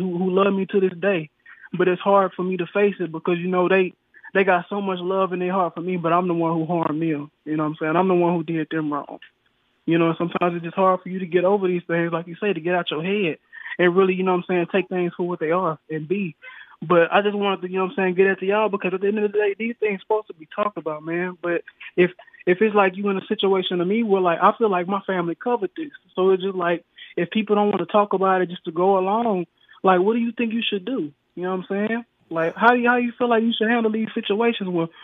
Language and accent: English; the South, United States; also born or lived in El Dorado, Arkansas; I'm from the South